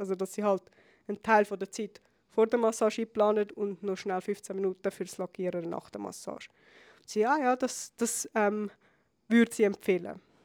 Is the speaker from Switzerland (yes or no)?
yes; Switzerland; bei uns in der Schweiz